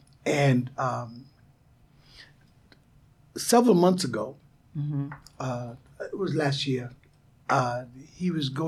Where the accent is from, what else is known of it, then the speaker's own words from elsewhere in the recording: New York City, New York, United States; I was raised in St. Albans, mm-hmm. Queens.